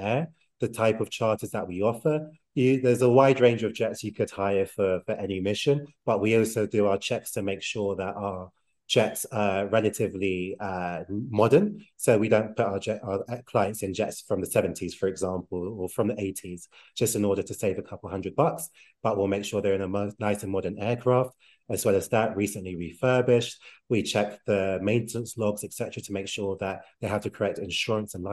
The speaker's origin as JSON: {"language": "English", "region": "London", "country": "United Kingdom", "tie": "born or raised there", "moved": "as an adult", "lives_now": "Mexico City, Mexico", "said": "I'm born and raised in London, England, but I'm currently living, or at least part-time living"}